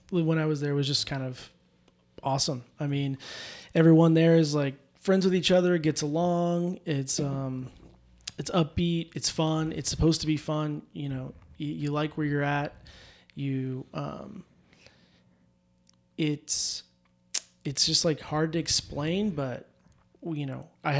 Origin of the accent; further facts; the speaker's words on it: Idaho, United States; also born or lived in California; I was born in California, but I moved here when I was 5. So I've been in Idaho for, 25 years